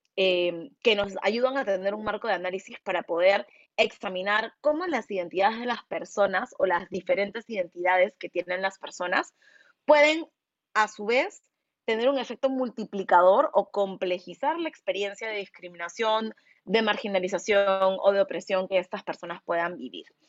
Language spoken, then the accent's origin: Spanish; Peru; han pensado que soy cualquier cosa menos una persona peruana, porque no se imaginan que hay afrodescendientes en el Perú